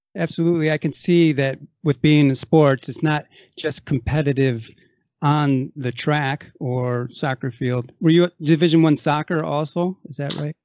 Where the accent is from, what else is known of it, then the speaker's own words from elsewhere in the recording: Racine, Wisconsin, United States; now in California, United States; I come from Racine, Wisconsin